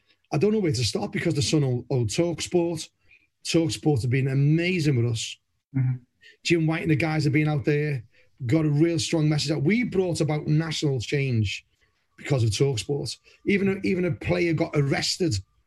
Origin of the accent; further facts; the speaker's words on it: Liverpool, North West England, United Kingdom; moved away as an adult; now in Somerset, United Kingdom; I've been down to Somerset longer than I was in Liverpool, born and bred in Anfield